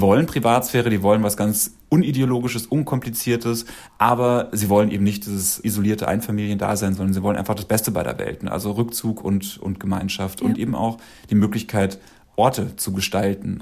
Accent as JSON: {"language": "German", "town": "Dachau", "region": "Bavaria", "country": "Germany", "also_born_or_lived": "Munich", "moved": "yes", "said": "Ich komme ja aus, aus Dachau und ich habe in, in München gewohnt und bin 2003, nee, 2005 von dort weggezogen."}